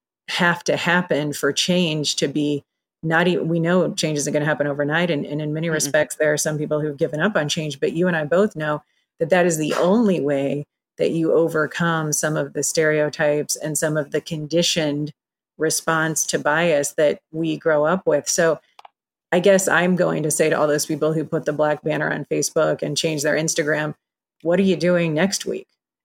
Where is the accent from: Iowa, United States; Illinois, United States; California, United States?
Iowa, United States; I mean, I grew up in Iowa and everybody's white and that's where I live.